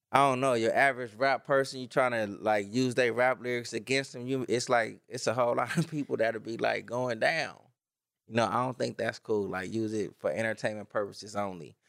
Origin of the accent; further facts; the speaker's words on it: Los Angeles, California, United States; I'm from Watts